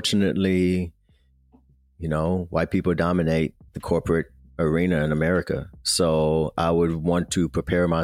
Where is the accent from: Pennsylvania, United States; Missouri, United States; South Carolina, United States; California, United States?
Missouri, United States; Kansas City; I'm from Kansas City, Missouri. So I grew up rooting for Mizzou